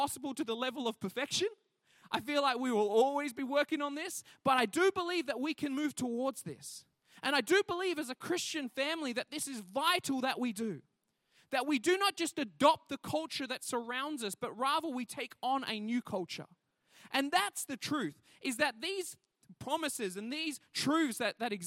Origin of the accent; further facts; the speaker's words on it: the Whitsundays, North Queensland, Australia; I grew up in the North Queensland, in the Whitsundays